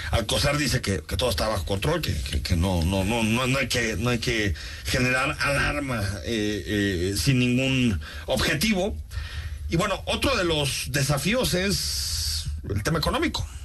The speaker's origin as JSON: {"language": "Spanish", "country": "Mexico", "said": "cuando viajamos por el mundo, una de las primeras cosas que nos reconocen como mexicanos es precisamente este ícono de nuestra cultura."}